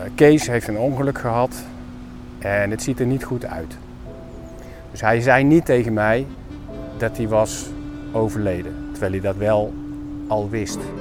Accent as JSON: {"language": "Dutch", "town": "'s-Hertogenbosch", "region": "North Brabant", "country": "Netherlands", "tie": "born or raised there", "moved": "as an adult", "said": "62 jaar, eh, geboren en getogen in Den Bosch."}